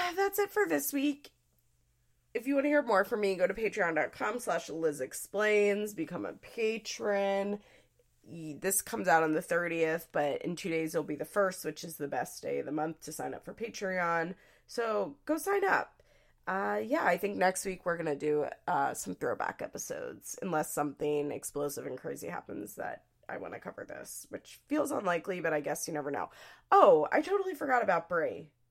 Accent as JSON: {"language": "English", "town": "Philadelphia", "region": "Pennsylvania", "country": "United States", "accent": "Philadelphia", "said": "my Philadelphia accent"}